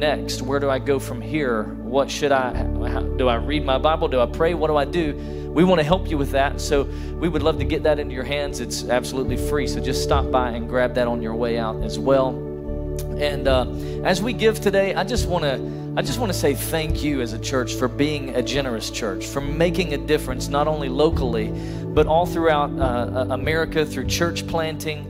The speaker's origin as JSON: {"language": "English", "town": "Sweetwater", "region": "Tennessee", "country": "United States", "tie": "born or raised there", "said": "I grew up in Sweetwater, Tennessee"}